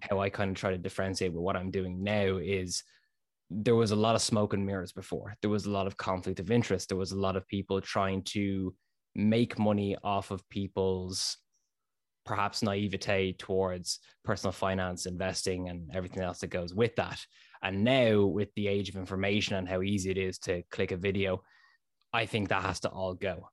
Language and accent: English; Dublin, Leinster, Ireland; also born or lived in North Inner City, Dublin; Born and raised in Ballantyre, Dublin, Ireland